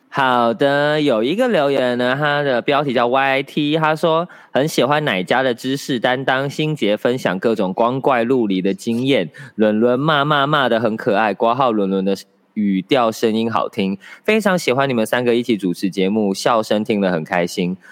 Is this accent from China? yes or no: no; Taichung, Taiwan; moved away as an adult; also born or lived in Sanxia, New Taipei; 离开台中啊，就是我以前，我台中人嘛，然后考上台北的学校